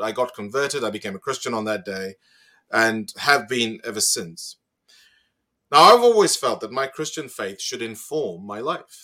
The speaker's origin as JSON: {"language": "English", "country": "Zimbabwe", "tie": "born or raised there", "moved": "as an adult", "lives_now": "Australia", "said": "I grew up in Zimbabwe, had a wonderful education"}